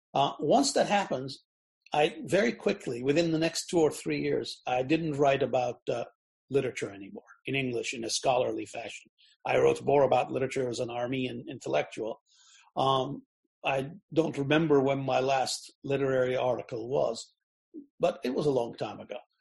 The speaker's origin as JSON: {"language": "English", "country": "United States", "said": "We're both from America"}